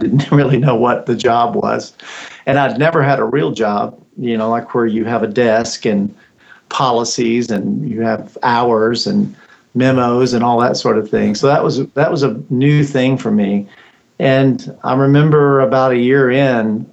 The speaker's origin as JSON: {"language": "English", "region": "West Texas", "country": "United States", "tie": "born or raised there", "said": "I grew up way out in West Texas"}